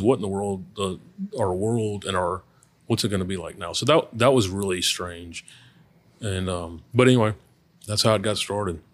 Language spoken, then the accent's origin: English; Baton Rouge, Louisiana, United States; also born or lived in Oxford, Mississippi / Memphis; I am, uh, born and raised in Baton Rouge.